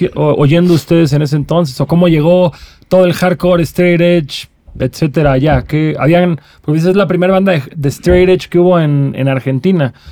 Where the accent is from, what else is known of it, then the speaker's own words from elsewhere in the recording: Cancún, Quintana Roo, Mexico; yo soy de Cancún